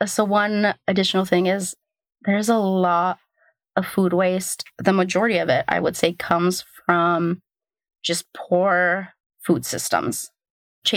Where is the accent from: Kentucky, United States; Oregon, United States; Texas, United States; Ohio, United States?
Oregon, United States; Portland; now in New York, United States; I grew up in Portland